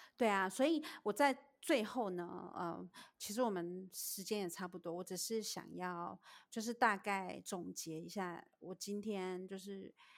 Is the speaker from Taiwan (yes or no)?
yes; Taiwan; moved away as an adult; now in United States; 我是在台湾长大的